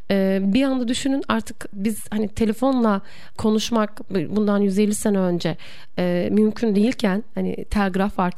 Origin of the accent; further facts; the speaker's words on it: Bursa, Turkey; born there; E, ben mesela Bursa doğumluyum.